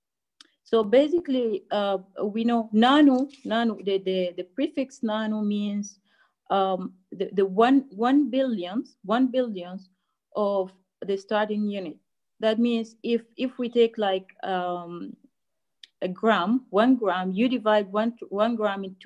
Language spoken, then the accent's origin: English; South Sudan; now in Egypt; from South Sudan, actually. We're not from Sudan